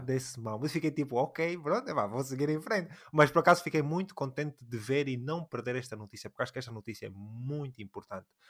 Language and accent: Portuguese; Angola; nós somos angolanos, falamos um bocadinho de Angola